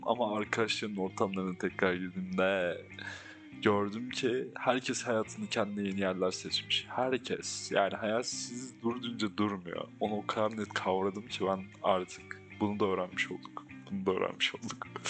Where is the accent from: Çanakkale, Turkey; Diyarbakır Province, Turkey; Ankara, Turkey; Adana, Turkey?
Ankara, Turkey; Ben burada büyüdüm, burada lisemi yaşadım